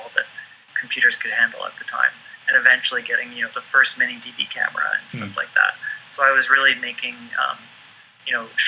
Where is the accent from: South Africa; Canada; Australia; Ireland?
Canada; Vancouver, British Columbia; also born or lived in Los Angeles; I grew up in Vancouver, well, just outside of Vancouver, BC, on a small island. eventually, when I was a young kid, my mom moved into Vancouver itself